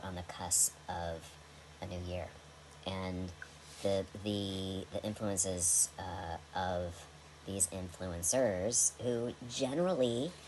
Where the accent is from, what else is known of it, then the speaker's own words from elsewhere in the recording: United States; as an American